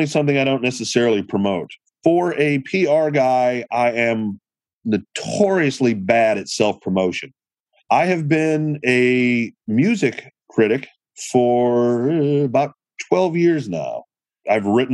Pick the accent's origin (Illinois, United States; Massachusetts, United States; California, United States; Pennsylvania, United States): Illinois, United States; Chicago; I am from Chicago